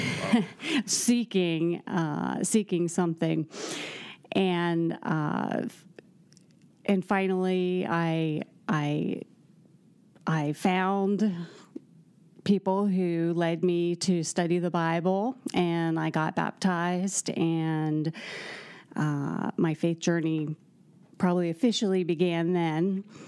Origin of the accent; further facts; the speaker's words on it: Chambersburg, Pennsylvania, United States; moved away as an adult; also born or lived in Columbus, Ohio / Atlanta, Georgia / Greenville, South Carolina; now in West Lafayette, United States; I'm from Chambersburg, Pennsylvania